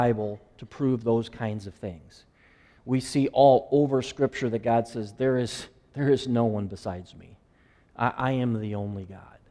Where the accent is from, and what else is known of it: Iowa, United States; born or raised there; moved away